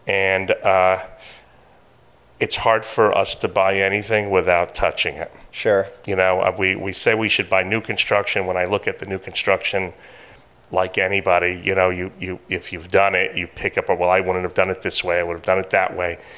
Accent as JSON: {"language": "English", "town": "Greenwich", "region": "Connecticut", "country": "United States", "also_born_or_lived": "Norwalk", "said": "we're both from Greenwich, Connecticut. Uh, we lived in a few different places in Fairfield. Our last spot was Norwalk, Connecticut."}